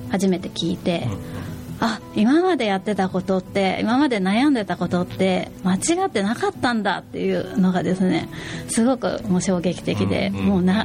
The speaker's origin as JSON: {"language": "Japanese", "region": "Tokyo", "country": "Japan", "tie": "born or raised there", "moved": "as an adult", "lives_now": "Fukuoka, Japan", "said": "私は東京出身なんですよねで、えー、311の後に福岡に越してきたんですけれども"}